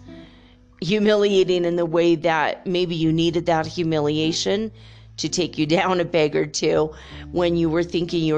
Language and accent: English; Minnesota, United States; I grew up in Minnesota, you know, not too far from Canada